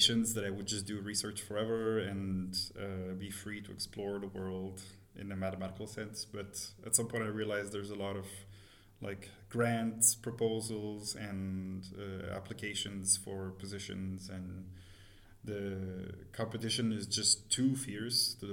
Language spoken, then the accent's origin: English; Montreal, Quebec, Canada; moved away as an adult; now in Berlin, Germany; I'm originally from Montreal. I moved to Berlin about 10 years ago now.